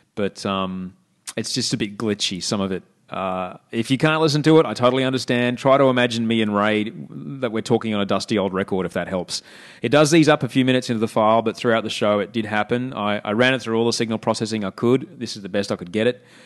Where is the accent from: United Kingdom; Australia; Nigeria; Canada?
Australia; Brisbane, Queensland; moved away as an adult; also born or lived in Sydney; now in Los Angeles, United States; what I grew up with in Brisbane